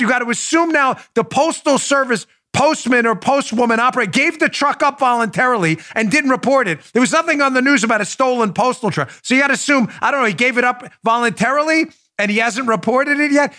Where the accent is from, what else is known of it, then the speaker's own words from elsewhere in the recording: New York, United States; I grew up in New York with, uh, Howard Stern on the radio.